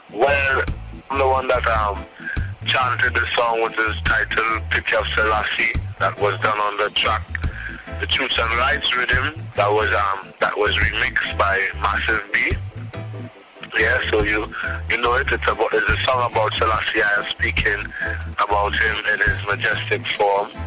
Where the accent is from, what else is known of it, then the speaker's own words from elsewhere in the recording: Trinidad & Tobago; I'm from Trinidad